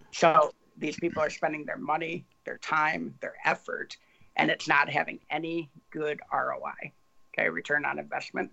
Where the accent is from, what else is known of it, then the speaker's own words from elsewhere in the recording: Ann Arbor, Michigan, United States; I was a conservative Republican growing up in Ann Arbor, Michigan very, very liberal town